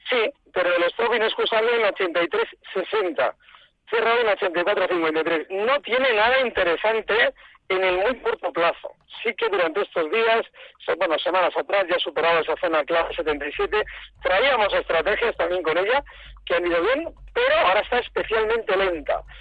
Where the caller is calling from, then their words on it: Vitoria, Basque Country, Spain; de Vitoria.